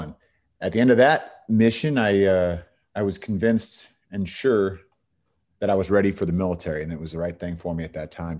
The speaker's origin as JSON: {"language": "English", "area": "Bay Area", "region": "California", "country": "United States", "tie": "born or raised there", "also_born_or_lived": "San Diego / Los Angeles / Texas", "moved": "as an adult", "said": "from the Bay Area in California, grew up there"}